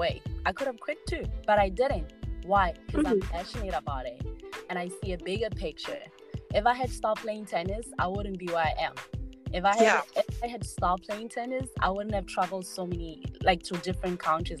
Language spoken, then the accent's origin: English; Botswana; moved away as an adult; now in United States; I was born and raised in Botswana and then moved to America in 2016 on a tennis scholarship offer